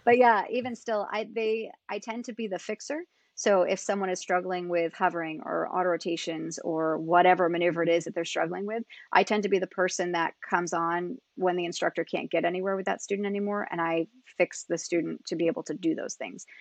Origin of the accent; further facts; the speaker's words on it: Niskayuna, New York, United States; moved away as an adult; also born or lived in California / Colorado; I grew up in Niskayuna, which is just outside of Albany